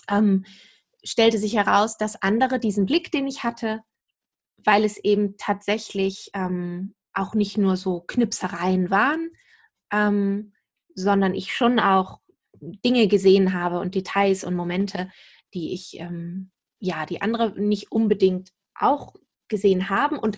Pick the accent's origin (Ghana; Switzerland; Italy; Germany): Germany; Lower Saxony; also born or lived in England / Hanover; Tatsächlich bin hier wieder zurückgekehrt in diese Ecke, wo ich auch aufgewachsen bin, südlich von Hamburg.